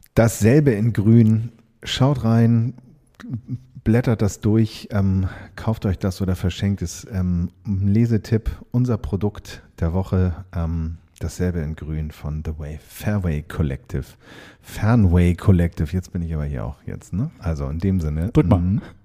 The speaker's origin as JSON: {"language": "German", "region": "Hamburg", "country": "Germany", "tie": "born or raised there", "said": "ich bin Hamburger Jung"}